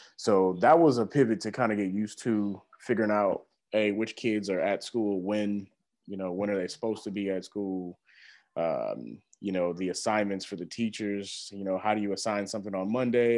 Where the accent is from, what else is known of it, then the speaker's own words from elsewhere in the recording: Houston, Texas, United States; moved away as an adult; also born or lived in Missouri; now in Springfield, United States; I came to Missouri originally from Houston, Texas, and, uh, migrated to Missouri to go to college